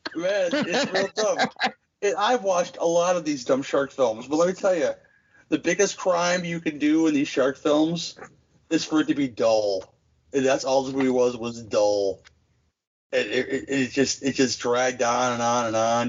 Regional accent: Midwest, United States; as a Midwesterner

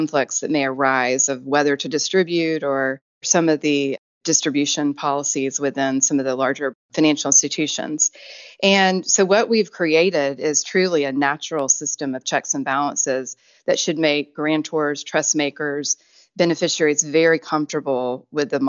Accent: Tennessee, United States; moved away as an adult; also born or lived in Atlanta / Virginia / New York / Washington, D.C.; I'd grown up in Tennessee

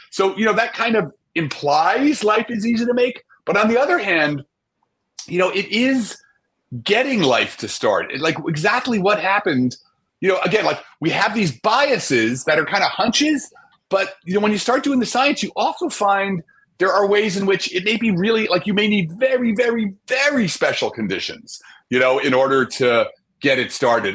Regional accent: New Jersey, United States; I grew up in Jersey, right across from the city, uh, New York City

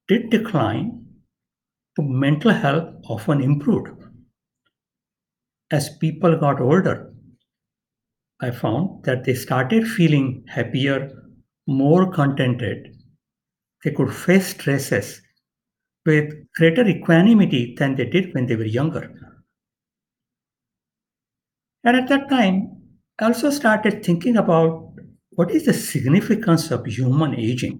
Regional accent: India; moved away as an adult; now in San Diego, United States; I was born and raised in India

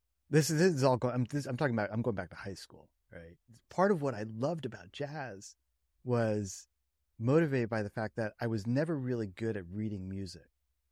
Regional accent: Princeton, New Jersey, United States; I grew up in Princeton, New Jersey.

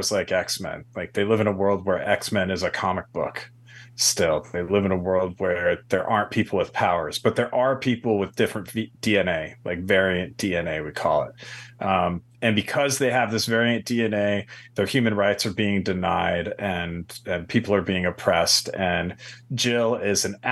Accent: New York, United States; moved away as an adult; now in Los Angeles, United States; Grew up in New York, and went to school in New York City, then transplanted to the West Coast

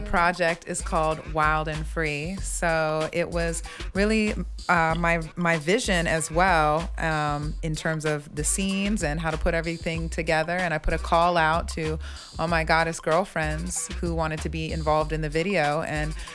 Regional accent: Mount Jackson, Virginia, United States; moved away as an adult; I'm from the Shenandoah Valley in Virginia. Ah. Mount Jackson, Virginia

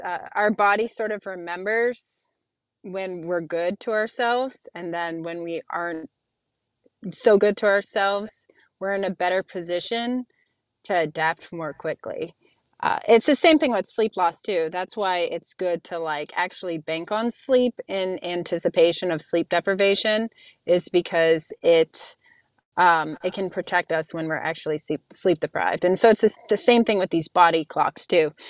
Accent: Youngstown, Ohio, United States; moved away; I grew up in Youngstown, Ohio

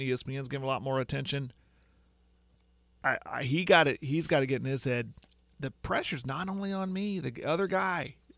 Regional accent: Western Oklahoma, United States; I'm from Western Oklahoma.

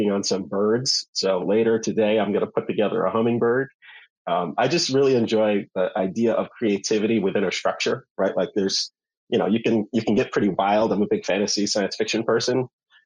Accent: Syracuse, New York, United States; now in New York City, United States; I am from Syracuse, New York, originally

